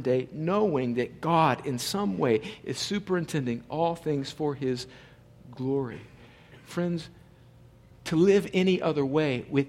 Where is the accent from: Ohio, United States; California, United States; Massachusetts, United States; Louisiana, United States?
California, United States; El Centro; they show up on my front lawn in El Centro, California